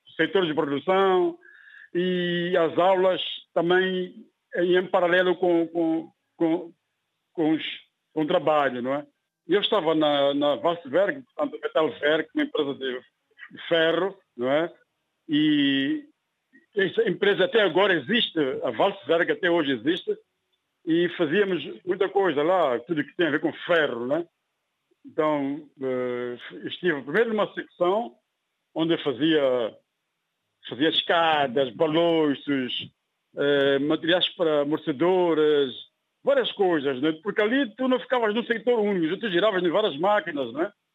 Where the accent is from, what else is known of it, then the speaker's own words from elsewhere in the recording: Mozambique; also born or lived in Germany; podia começar uma nova vida aqui na minha terra